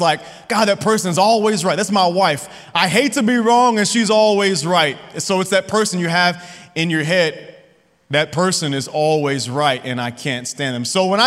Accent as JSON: {"language": "English", "town": "Lubbock", "region": "Texas", "country": "United States", "tie": "born or raised there", "said": "I grew up here in Lubbock, Texas, played basketball at Monterey"}